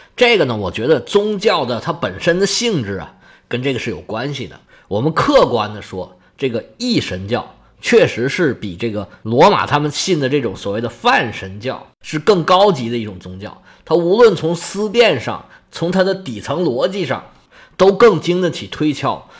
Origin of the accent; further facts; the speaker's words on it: China; now in Guangdong, China; 我们中国人